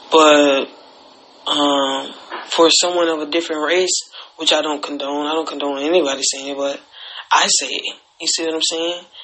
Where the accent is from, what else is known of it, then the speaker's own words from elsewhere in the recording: Alabama, United States; I'm from Alabama. I grew up in Alabama